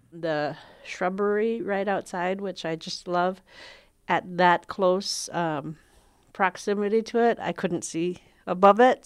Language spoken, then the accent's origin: English; Shishmaref, Alaska, United States; now in Sitka, United States; I am from Kigak Tak, or Shishmaraf